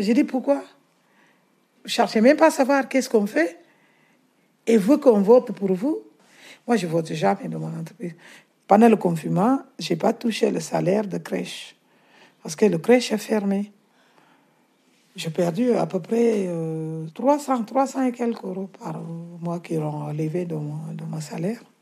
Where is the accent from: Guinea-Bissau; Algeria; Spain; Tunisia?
Guinea-Bissau; French is a second language; now in France; Je suis née en Guinée-Bissau. J'ai grandi là-bas un peu, dans la campagne